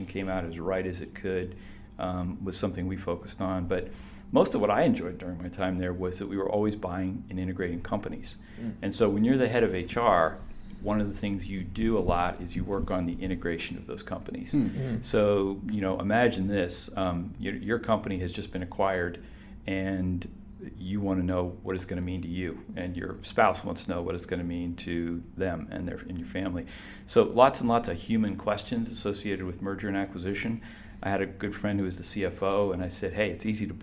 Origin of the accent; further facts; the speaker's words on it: Canton, Ohio, United States; I grew up in Canton, Ohio, first in my family to go to college